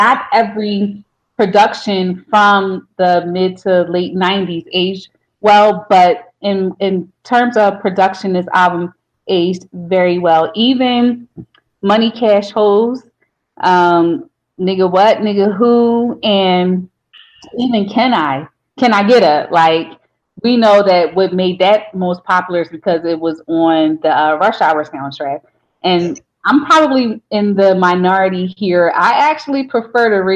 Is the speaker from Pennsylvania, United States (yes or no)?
yes; Philadelphia, Pennsylvania, United States; I'm from South Philly, just like Beans is